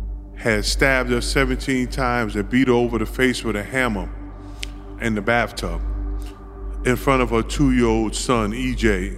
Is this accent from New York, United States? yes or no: yes; New York, United States; So real quick, I grew up on the Lower East Side of Manhattan. I came home, I was about 13 and a half years old.